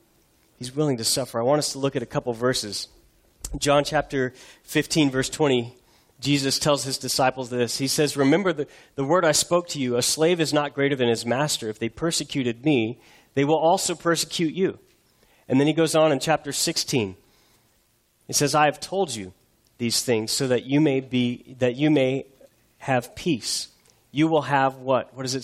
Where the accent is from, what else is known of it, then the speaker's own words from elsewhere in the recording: United States; as Americans, as American Christians